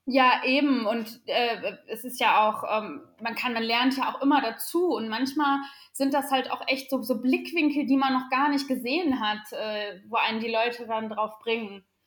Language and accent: German; Sauerland, North Rhine-Westphalia, Germany; born or raised there